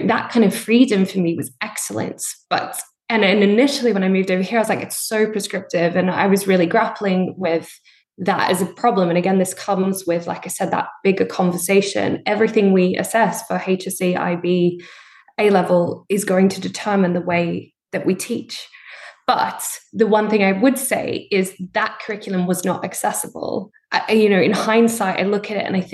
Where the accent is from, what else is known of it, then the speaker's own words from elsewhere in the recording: Australia; moved away as an adult; now in United Kingdom; I grew up in Australia. I did all my A-levels equivalent there